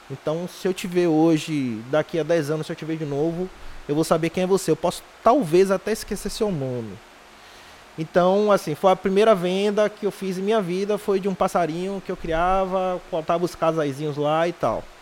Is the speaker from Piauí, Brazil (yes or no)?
yes; Piripiri, Piauí, Brazil; also born or lived in Liberdade; Eu sou nascido na Liberdade, né? E com 3, 4 anos fui para Piripiri e passei uma boa parte de minha vida em Piripiri